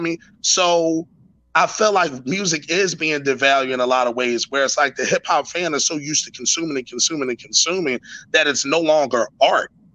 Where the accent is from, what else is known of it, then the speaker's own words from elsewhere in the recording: Philadelphia, Pennsylvania, United States; I'm from West Philly